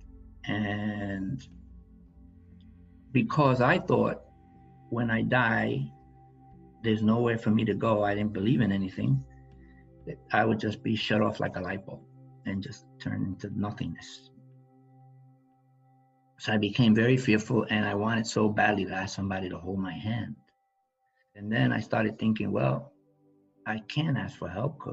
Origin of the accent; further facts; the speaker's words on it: New York City, New York, United States; I grew up in the South Bronx